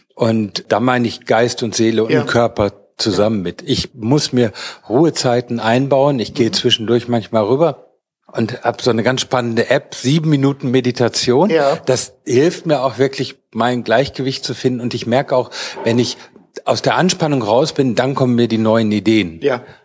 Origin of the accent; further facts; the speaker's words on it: North Rhine-Westphalia, Germany; ich bin Westfale